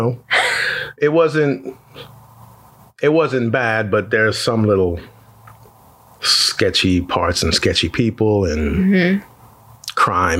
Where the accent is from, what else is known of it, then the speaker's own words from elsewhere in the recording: Altamonte Springs, Florida, United States; also born or lived in Trinidad / Winter Park, Florida; We moved to Winter Park and then we moved to Altamont Springs. So I grew up in Altamont Springs.